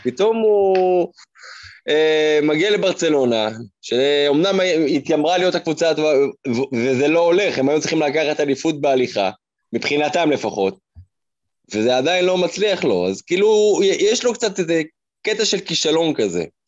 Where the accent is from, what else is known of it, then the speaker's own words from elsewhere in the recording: Israel; אנחנו ישראלים